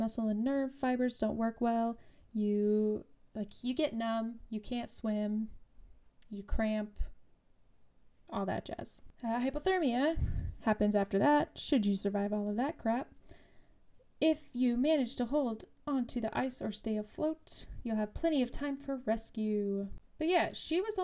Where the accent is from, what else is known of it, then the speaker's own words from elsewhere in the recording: Utah, United States; Growing up in Utah